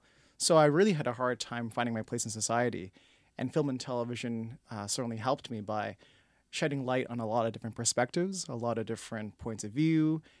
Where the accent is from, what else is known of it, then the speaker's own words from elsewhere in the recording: Toronto, Ontario, Canada; When I was born and raised in Toronto, one of the aspirations was to get into film and television.